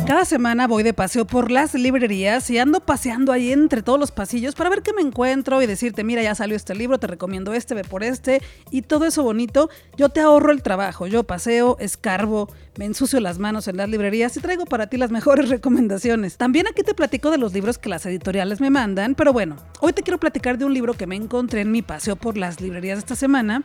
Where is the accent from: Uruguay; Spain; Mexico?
Mexico; Guadalajara, Jalisco; soy de Guadalajara, Jalisco, México